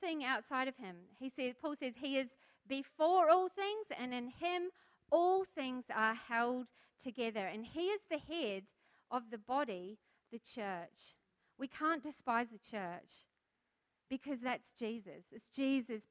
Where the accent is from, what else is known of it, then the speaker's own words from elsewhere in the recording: New Zealand; now in Australia; I'm a foreigner, I'm a Kiwi